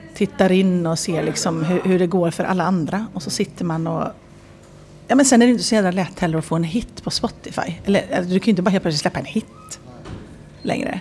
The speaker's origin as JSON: {"language": "Swedish", "town": "Viskafors", "region": "Västra Götaland", "country": "Sweden", "also_born_or_lived": "Enskede, Stockholm", "moved": "yes", "lives_now": "Stockholm, Sweden", "said": "jag är sådär bonnatösen från Viskafors"}